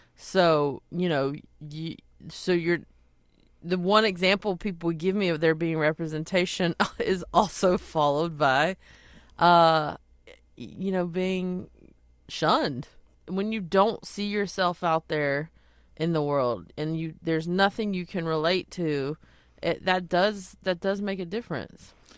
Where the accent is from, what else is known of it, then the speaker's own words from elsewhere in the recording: Belmont, North Carolina, United States; moved away as an adult; now in Los Angeles, United States; my hometown. I mean, everyone in Belmont has been so supportive